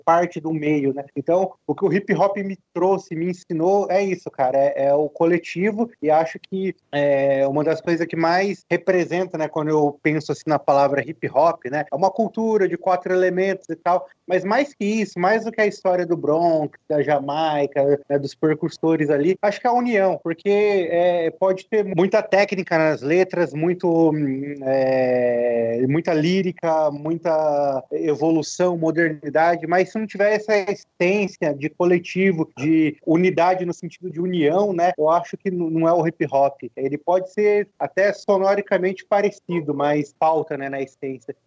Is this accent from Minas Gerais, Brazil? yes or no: no; interior of São Paulo, Brazil; Eu sou aqui do interior de São Paulo, um bairro simples